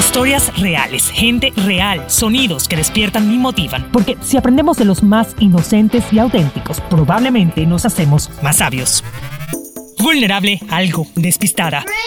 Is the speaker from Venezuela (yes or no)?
yes; Maracaibo, Zulia, Venezuela; also born or lived in Caracas; soy muy venezolana, nací en Caracas y fui a divertirme a Maracaibo